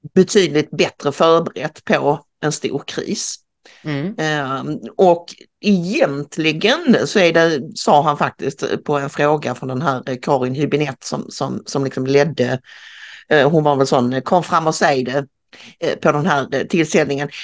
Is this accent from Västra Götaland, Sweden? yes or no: no; Karlskrona, Blekinge, Sweden; jag är född i Karlskrona